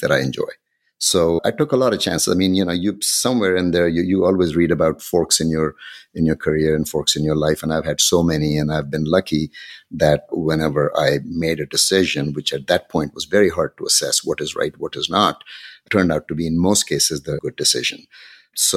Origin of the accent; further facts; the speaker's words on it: Pakistan; moved away as an adult; also born or lived in Ankara, Turkey / Cincinnati, Ohio, United States / Bangladesh; now in Washington, D.C., United States; I grew up in Pakistan. I finished high school there